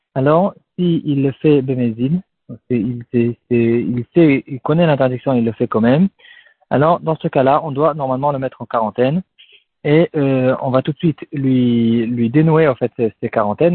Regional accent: France; nous aussi en tant que Français

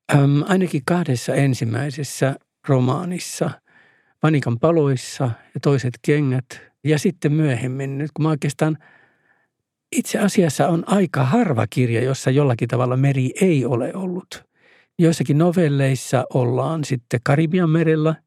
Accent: Oulu, North Ostrobothnia, Finland; Koko mun synnyinkaupunkini vauraus liittyy mereen, koska siinä on tervanpoltto ja, ja metsät tietysti.

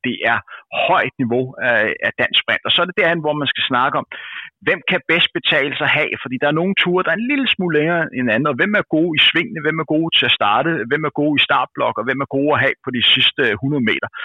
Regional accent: Denmark

